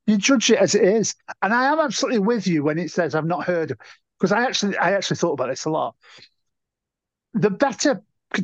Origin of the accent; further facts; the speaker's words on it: Stoke-on-Trent, West Midlands, United Kingdom; because it's my hometown.